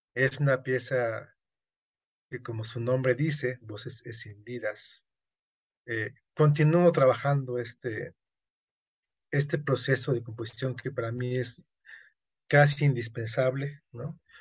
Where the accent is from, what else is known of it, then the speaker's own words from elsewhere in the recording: Yucatán, Mexico; yo soy yucateco